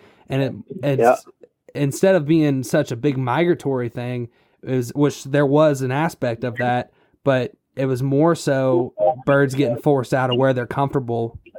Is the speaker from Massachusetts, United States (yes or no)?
no; Illinois, United States; we're from Illinois originally, but when we first started duck hunting, it was in Florida, funny enough.